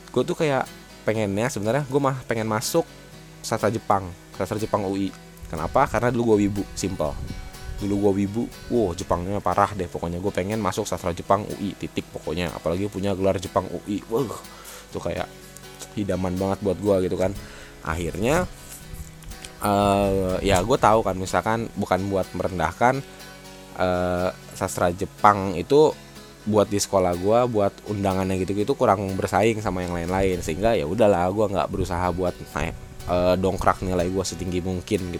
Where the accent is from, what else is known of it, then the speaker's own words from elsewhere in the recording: Bogor, West Java, Indonesia; also born or lived in Jakarta / Bekasi; jadi gue itu kan anak Bogor gue berasal dari Bogor walau ya gue gede di Bogor karena ya dulu gue pindah-pindah dari Jakarta ke Bekasi